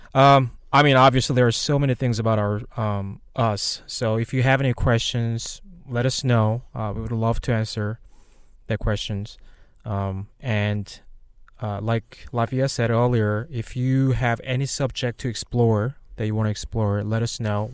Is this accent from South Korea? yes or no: yes; South Korea; moved away; I'm originally from Korea. I came here in two thousand eight. Um, I, so basically was born and raised in Korea